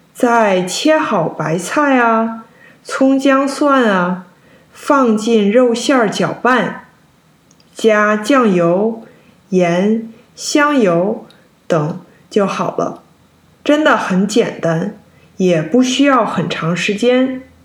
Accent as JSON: {"language": "Chinese", "country": "China", "tie": "born or raised there", "said": "虽然我在中国长大，但是除了过年，我家没有做过几次饺子"}